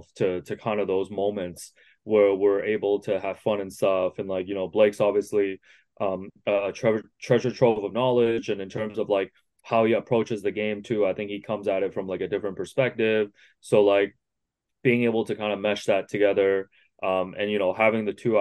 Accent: Markham, Ontario, Canada; English is a second language; growing up in Markham

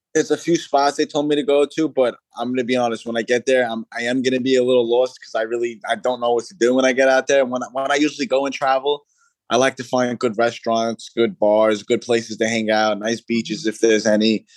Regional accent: New York City, New York, United States; my hometown in Staten Island, New York.

